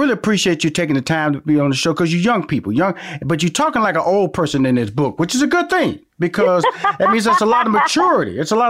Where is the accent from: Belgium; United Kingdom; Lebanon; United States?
United States; Houston, Texas; I'm from Houston, Texas, so this is going to be a good call.